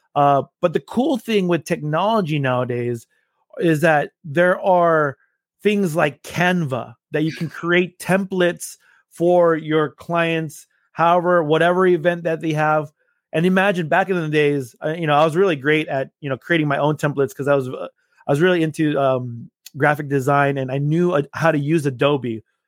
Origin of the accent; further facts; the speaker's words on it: Los Angeles, California, United States; moved away as an adult; now in Austin, United States; I am originally from Los Angeles, California